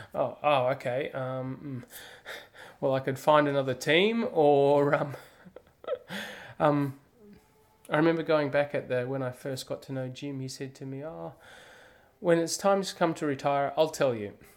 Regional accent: Australia; moved away; me, as an Australian, I could come back in January

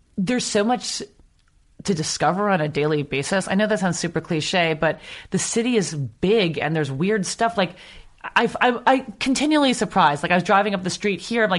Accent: New York City, New York, United States; moved away as an adult; also born or lived in Amsterdam / The Hague; now in Los Angeles, United States; I grew up in Brooklyn and I know it really, really well.

